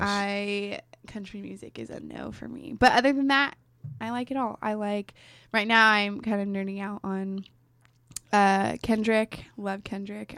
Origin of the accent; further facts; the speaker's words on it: Damascus, Oregon, United States; also born or lived in Gresham, Oregon / Clackamas, Oregon / Portland, Oregon; now in Newberg, United States; I grew up in Damascus